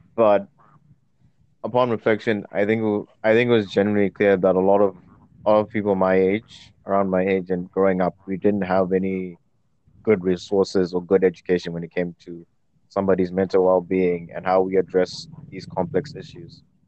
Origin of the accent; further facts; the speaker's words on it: Zimbabwe; moved away as an adult; now in United Kingdom; I didn't grow up in the UK. I grew up in Zimbabwe. I've only been in the UK for a couple of years